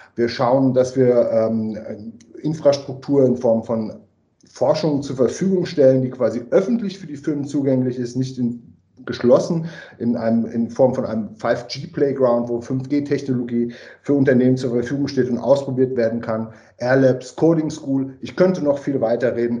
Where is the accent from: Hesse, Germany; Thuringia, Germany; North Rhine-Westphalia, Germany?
Hesse, Germany; Frankfurt am Main; now in Carinthia, Austria; ich bin ursprünglich äh, aus Deutschland, Frankfurt am Main